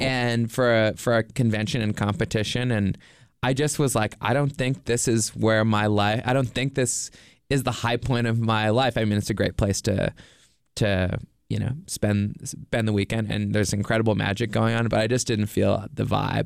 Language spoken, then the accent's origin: English; Nova Scotia, Canada; now in Los Angeles, United States; I'm from Nova Scotia in Canada.